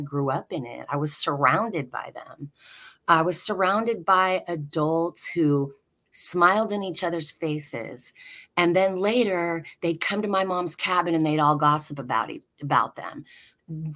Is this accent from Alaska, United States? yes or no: yes; Alaska, United States; the compound I grew up in Alaska is still there